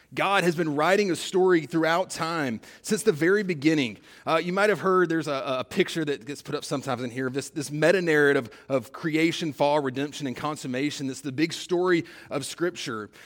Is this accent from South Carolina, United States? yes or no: no; South Georgia, United States; I'm from South Georgia